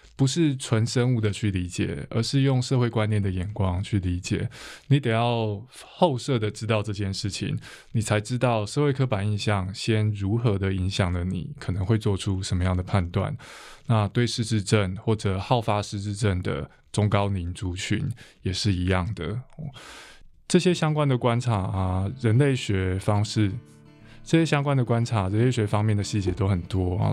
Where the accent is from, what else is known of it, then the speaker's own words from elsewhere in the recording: Taiwan; 我们是台湾人